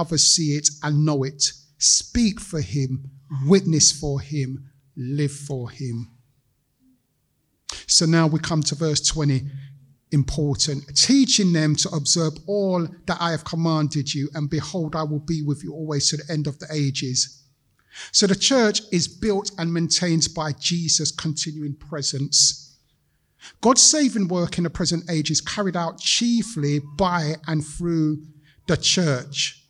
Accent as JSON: {"language": "English", "region": "London", "country": "United Kingdom", "tie": "born or raised there", "said": "I'm a Londoner, grown up here"}